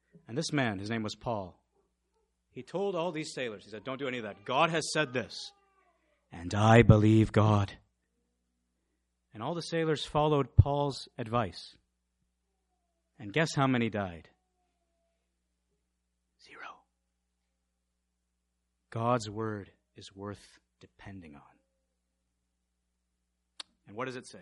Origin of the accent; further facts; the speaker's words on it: India; moved away; I'm from India